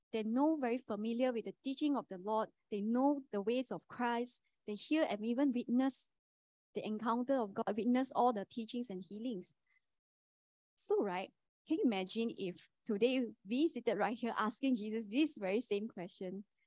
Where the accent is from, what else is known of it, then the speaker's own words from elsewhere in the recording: Kuantan, Pahang, Malaysia; moved away as an adult; now in Sungai Buloh, Malaysia; I'm from Kuantan.